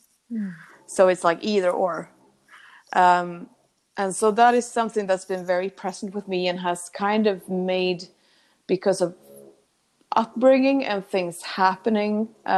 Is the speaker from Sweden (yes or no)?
yes; Sweden; I come from a pretty small town in Sweden. And I was born on